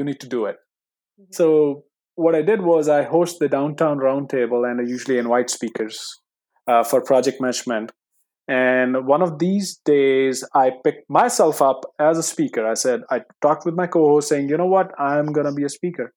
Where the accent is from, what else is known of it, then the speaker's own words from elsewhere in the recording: India; English is a second language; moved away; coming from India, English is my second language